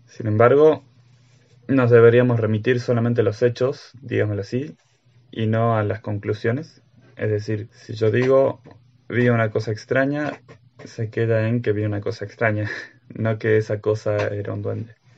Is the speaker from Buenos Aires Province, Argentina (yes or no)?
no; Catamarca, Argentina; moved away; mi provincia natal para los que me conocen, he vivido en tres provincias en total. En la que más viví es Catamarca